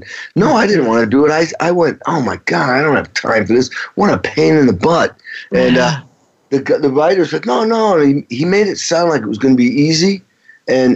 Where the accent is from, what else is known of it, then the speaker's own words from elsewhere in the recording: Stockbridge, Massachusetts, United States; growing up in Western Massachusetts, a town of 3,000 called Stockbridge